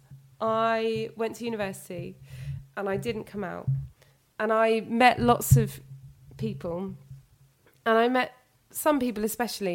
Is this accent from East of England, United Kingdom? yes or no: no; London, United Kingdom; I'm from London